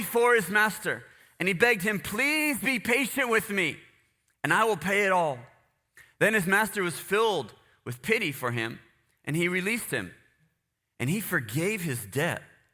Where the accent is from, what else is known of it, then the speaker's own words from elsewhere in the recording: United States; I'm not Guatemalan. I'm American